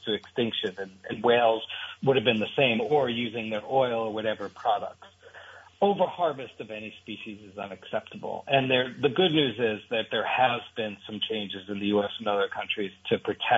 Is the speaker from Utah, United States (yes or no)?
no; New York City, New York, United States; I grew up in New York City